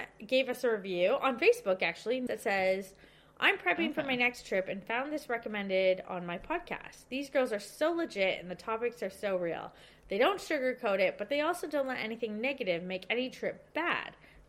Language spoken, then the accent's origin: English; Canada; also born or lived in Victoria, Australia; now in Australia; Yeah, so I can easily leave as a Canadian.